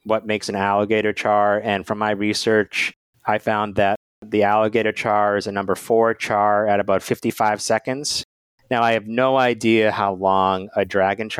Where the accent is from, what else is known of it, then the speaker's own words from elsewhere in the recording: Massachusetts, United States; now in Washington, D.C., United States; my home state of Massachusetts